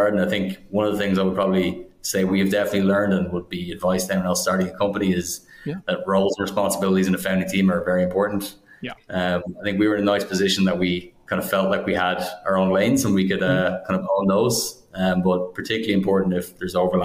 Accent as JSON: {"language": "English", "country": "Ireland", "moved": "yes", "lives_now": "United States", "said": "We're from Ireland originally"}